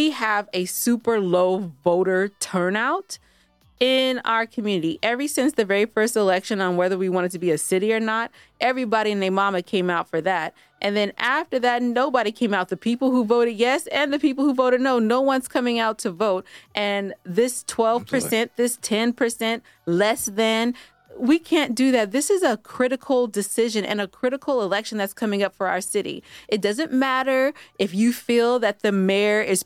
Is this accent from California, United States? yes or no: yes; California, United States; I am from California, West Side till